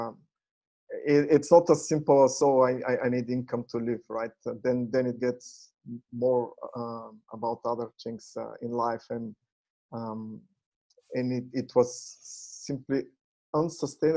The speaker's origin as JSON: {"language": "English", "country": "Bulgaria", "tie": "born or raised there", "also_born_or_lived": "United States / Canada", "moved": "as an adult", "said": "I was born in Bulgaria and graduated there in a technical university, computer science. And after I graduated, I left for the US"}